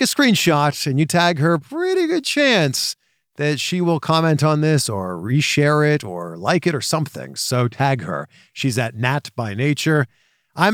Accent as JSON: {"language": "English", "town": "Toronto", "region": "Ontario", "country": "Canada", "said": "I'm from Toronto"}